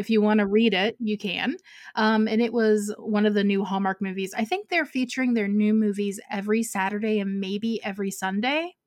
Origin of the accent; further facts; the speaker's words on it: Ohio, United States; now in Georgia, United States; I grew up in Ohio, so, like, I know snow